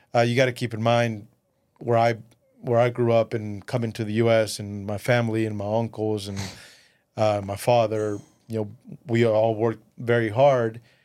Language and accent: English; West Texas, United States; first language Spanish; English is a second language; also born or lived in Mexico / Midland, Texas; we moved to the U S when I was eleven. Uh, raised in West Texas, you know, everywhere I go, it doesn't matter any part of the world, I always say I'm a, I'm a West Texas, you know, Odessa, Midland guy